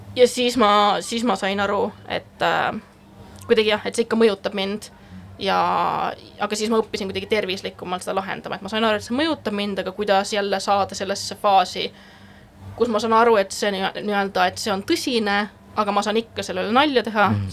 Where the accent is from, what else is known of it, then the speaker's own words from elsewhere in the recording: Estonia; moved away as an adult; also born or lived in Netherlands; ma olen eestlane